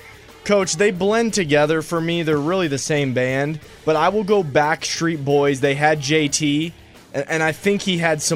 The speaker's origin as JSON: {"language": "English", "region": "the North", "country": "United States", "said": "I'm from the North. I'm the Yankee on the show."}